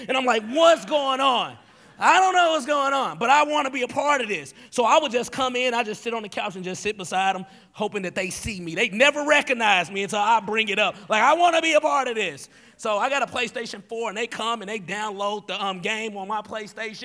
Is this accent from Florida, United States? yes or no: no; Tennessee, United States; moved away as an adult; now in Wisconsin, United States; I grew up in Tennessee without a dad